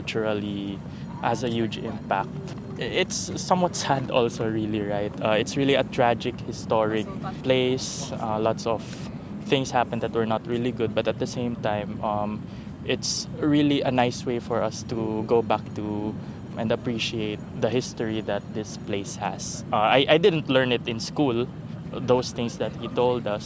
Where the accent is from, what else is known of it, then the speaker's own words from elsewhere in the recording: Pasig, Metro Manila, Philippines; I'm from Pasig